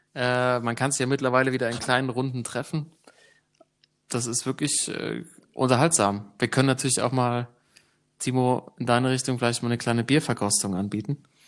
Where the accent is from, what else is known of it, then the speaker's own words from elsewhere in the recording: Germany; als Deutscher